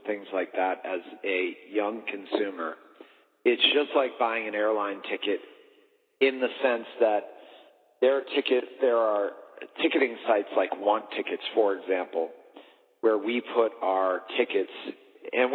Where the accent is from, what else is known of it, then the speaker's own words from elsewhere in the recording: Boston, Massachusetts, United States; moved away as an adult; now in Las Vegas, United States; I was from Boston